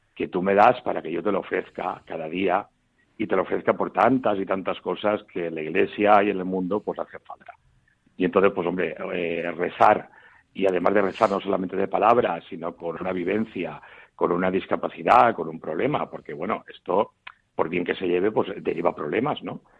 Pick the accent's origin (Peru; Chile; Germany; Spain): Spain; Mutxamel, Valencian Community; also born or lived in Cartagena / Murcia / Castile and León; en mi pueblo, yo vivo en miel, en un pueblo de la provincia de Alicante, se llama Muchamiel en valenciano